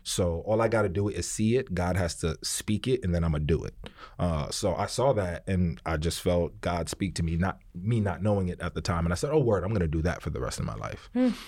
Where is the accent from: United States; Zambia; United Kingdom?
United States; New York City, New York; I'm from Harlem, you know what I mean, uptown. So I was raised in a very particular way